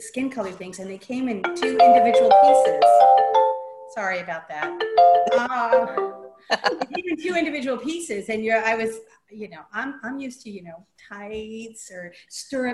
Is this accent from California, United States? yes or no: yes; Berkeley, California, United States; I grew up in Berkeley